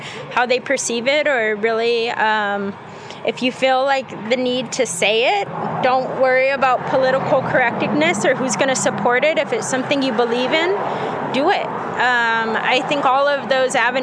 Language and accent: English; Albuquerque, New Mexico, United States; I'm from Albuquerque